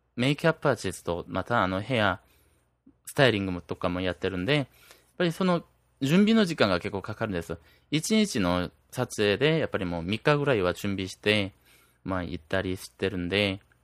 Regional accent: South Korea; 僕、韓国人なんで

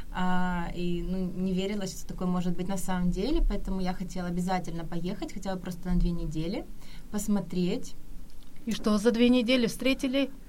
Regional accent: Kyiv, Ukraine; я родом из Киева, из Украины

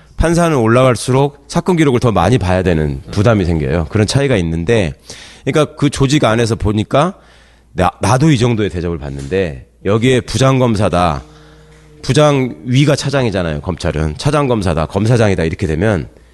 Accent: Jeonju, North Jeolla, South Korea; moved away; 제 고향이 고향이 전주인데

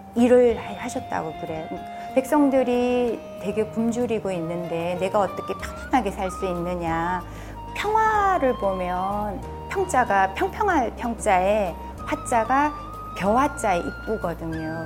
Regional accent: Sangju, North Gyeongsang, South Korea; 제 고향이 상주다 보니까

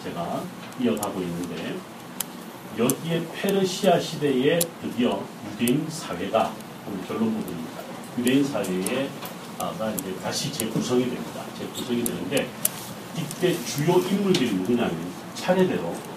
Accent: South Korea

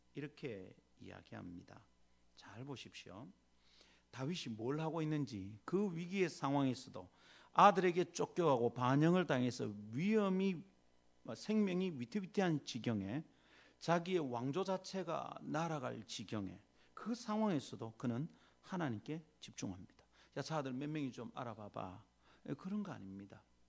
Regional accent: South Korea; 유교적 정황인 한국에서 태어나서 산

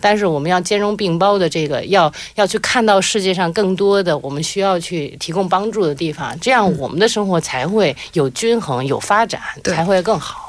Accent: China; now in Seoul, South Korea; 我尽管是中国人，嗯。但是我自己会觉得我，我是首尔人

